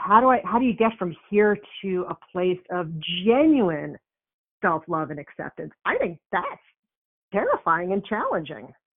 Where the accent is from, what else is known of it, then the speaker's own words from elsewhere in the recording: New York, United States; I'm from New York, so we have a different way of talking.